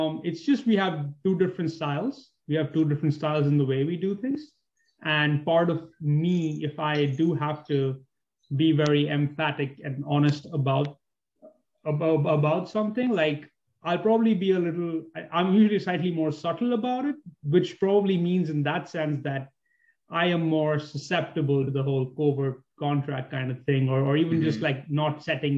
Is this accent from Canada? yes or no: no; Mumbai, Maharashtra, India; moved away; also born or lived in New York; I'm from a city that's very much like New York. I'm from Bombay.